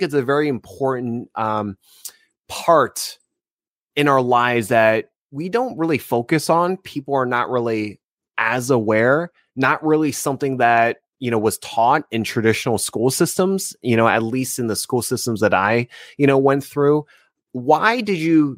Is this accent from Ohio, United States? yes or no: no; New Jersey, United States; moved away as an adult; now in California, United States; I'm from New Jersey originally